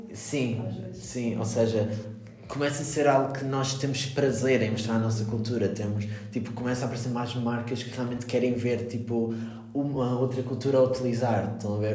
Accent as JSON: {"language": "Portuguese", "region": "Madeira", "country": "Portugal", "said": "eu sou da Madeira"}